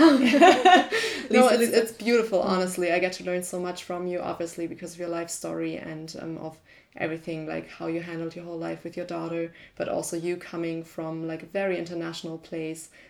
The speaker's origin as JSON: {"language": "English", "country": "Canada", "said": "I am Canadian."}